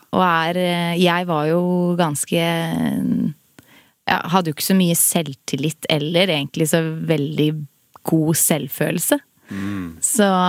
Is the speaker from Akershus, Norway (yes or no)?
yes; Son, Akershus, Norway; i Son. Det er jo der jeg er fra